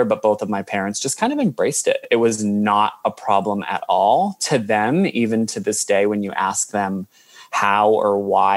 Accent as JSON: {"language": "English", "country": "United States", "moved": "as an adult", "lives_now": "Australia", "said": "I'm from America"}